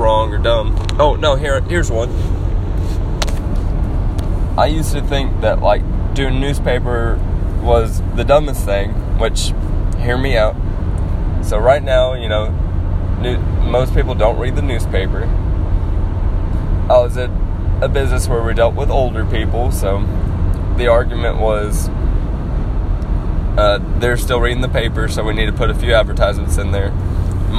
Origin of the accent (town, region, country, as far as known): Arkansas, United States